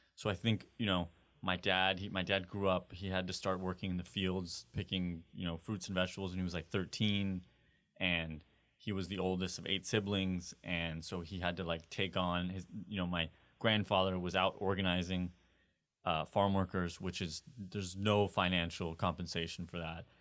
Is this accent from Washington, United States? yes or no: no; California, United States; growing up in California